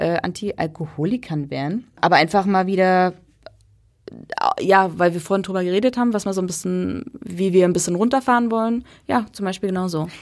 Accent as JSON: {"language": "German", "region": "East Germany", "country": "Germany", "said": "ich bin Ossi"}